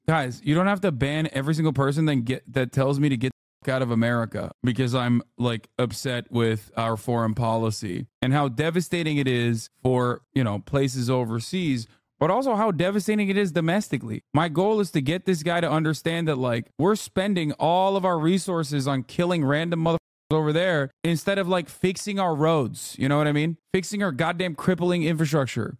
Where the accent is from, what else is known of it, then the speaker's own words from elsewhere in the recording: Iraq; now in United States; I'm a fing Iraqi